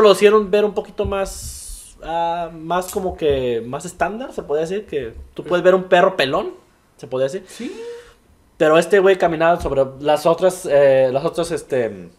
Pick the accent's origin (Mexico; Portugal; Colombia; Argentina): Mexico; Tlaquepaque, Jalisco; moved away as an adult; also born or lived in Guadalajara, Jalisco; Yo soy de Guadalajara, Jalisco, viví en Tlaquepaque, Jalisco, en un pueblito que se llama San Pedrito